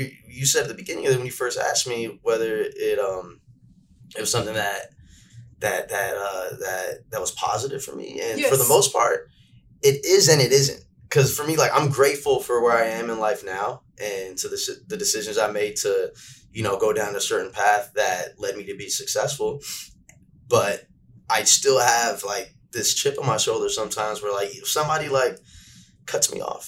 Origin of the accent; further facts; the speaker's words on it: Santa Monica, California, United States; I'm born and raised in West LA, Santa Monica to be exact